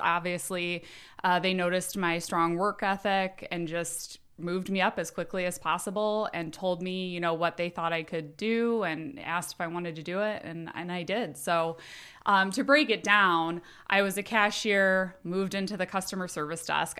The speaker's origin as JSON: {"language": "English", "town": "South Bend", "region": "Indiana", "country": "United States", "lives_now": "Elkhart, United States", "said": "I'm actually from South Bend, but live in Elkhart"}